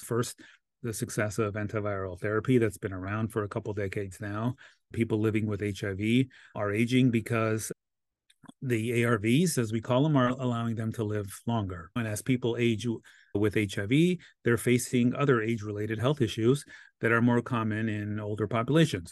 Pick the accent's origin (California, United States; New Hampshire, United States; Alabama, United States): California, United States; Los Angeles; I'm born and raised in Los Angeles